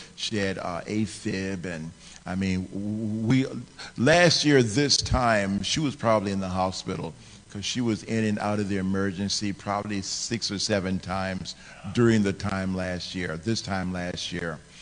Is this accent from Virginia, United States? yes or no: yes; Virginia, United States; I was raised in Virginia, and so that's where that's where my address was